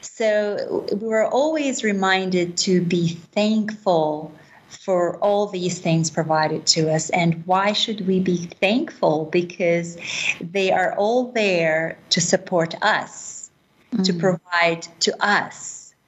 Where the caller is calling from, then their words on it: Jerusalem, Jerusalem District, Israel; I am currently in Jerusalem. The holy city.